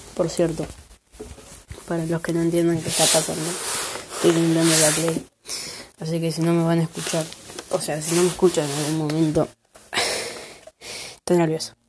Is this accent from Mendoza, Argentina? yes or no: no; Buenos Aires, Argentina; soy de Buenos Aires